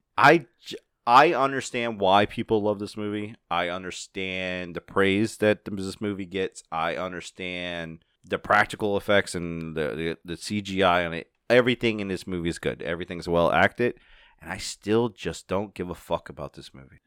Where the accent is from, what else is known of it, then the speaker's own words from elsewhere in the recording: United States; I'm not English. I'm American